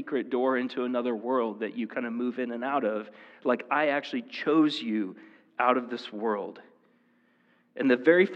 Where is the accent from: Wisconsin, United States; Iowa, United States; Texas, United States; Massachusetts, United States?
Iowa, United States; Marshalltown; also born or lived in State Center, Iowa; I was born in the Marshalltown Hospital